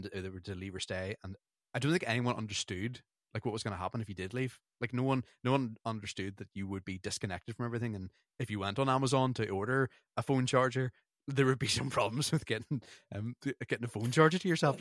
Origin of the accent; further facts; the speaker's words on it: Northern Ireland, United Kingdom; we're from Northern Ireland and we had British passports